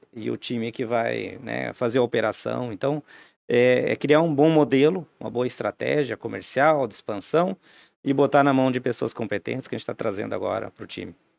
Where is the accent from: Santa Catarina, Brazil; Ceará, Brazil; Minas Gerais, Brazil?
Santa Catarina, Brazil; Timbó; also born or lived in Santa Cecília; now in Blumenau, Brazil; com 10 anos em morar para Timbó, aqui na, na região, né? É, minha adolescência toda lá